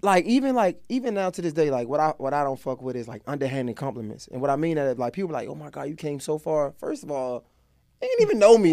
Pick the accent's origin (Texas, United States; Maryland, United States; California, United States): Maryland, United States; Baltimore; I'm from Baltimore, like, real live crack house